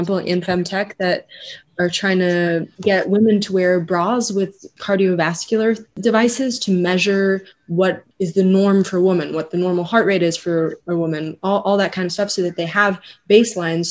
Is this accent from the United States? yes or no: no; Geneva, Switzerland; I'm a third year medical student at ETH and I'm originally from Geneva